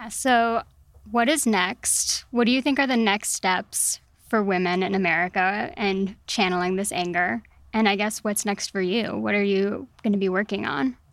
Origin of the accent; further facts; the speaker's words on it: El Paso, Texas, United States; I grew up in El Paso